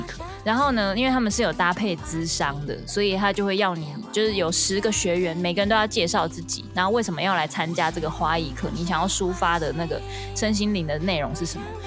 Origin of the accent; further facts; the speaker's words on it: Kaohsiung, Taiwan; moved away; 身为高雄人